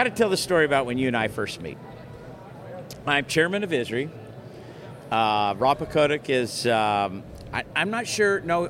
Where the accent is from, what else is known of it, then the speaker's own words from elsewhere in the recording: Bakersfield, California, United States; Being from Bakersfield, California